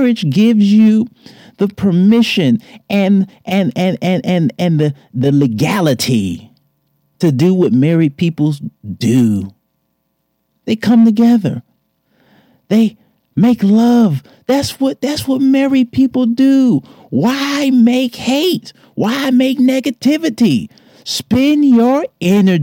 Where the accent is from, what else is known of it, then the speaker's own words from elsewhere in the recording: Detroit, Michigan, United States; moved away; Shout out to my hometown. Shout out to the D